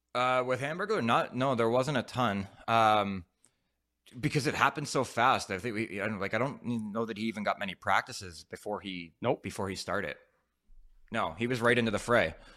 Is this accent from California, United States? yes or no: no; Philadelphia, Pennsylvania, United States; moved away; also born or lived in Ottawa; I'm from Philly area